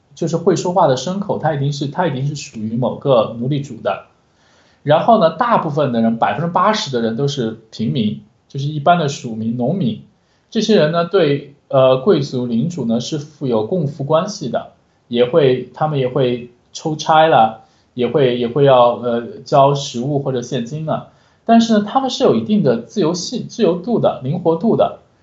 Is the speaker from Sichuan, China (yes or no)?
yes; Huili, Sichuan, China; 我老家就会理县嘛，其实我们这个地方还是汉族人口居多的